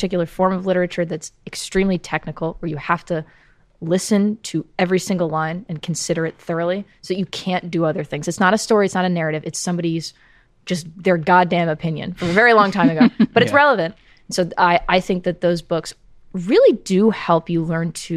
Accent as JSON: {"language": "English", "country": "United States", "tie": "born or raised there", "moved": "yes", "said": "I grew up in New Jersey, New York, which is like, it's not terribly cold, but it's still the north."}